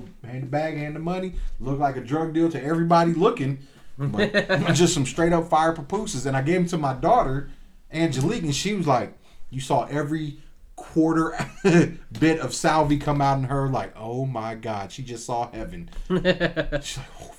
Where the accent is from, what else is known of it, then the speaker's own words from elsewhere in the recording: Omaha, Nebraska, United States; I was raised in North Omaha